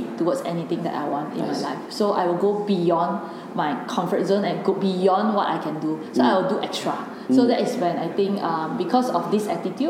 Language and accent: English; Penang, Malaysia; I'm from Penang